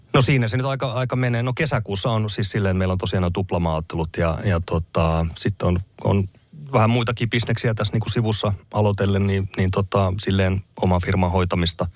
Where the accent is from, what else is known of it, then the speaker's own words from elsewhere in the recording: Finland; moved away; also born or lived in England; mä muutettiin takaisin Suomeen